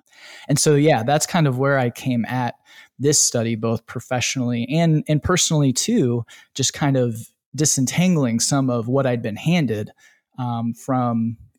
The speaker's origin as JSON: {"language": "English", "region": "Indiana", "country": "United States", "tie": "born or raised there", "said": "But then also personally, I grew up in Northern Indiana, really religious area, really religious town and community."}